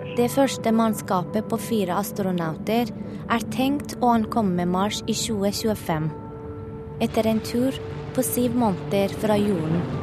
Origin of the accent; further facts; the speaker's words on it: Tehran, Tehran Province, Iran; moved away as an adult; now in Norway; Da jeg var barn i Teheran på 80-tallet